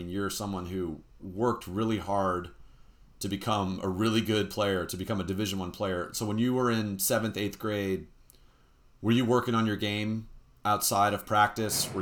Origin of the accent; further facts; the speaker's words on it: San Rafael, California, United States; I grew up in San Rafael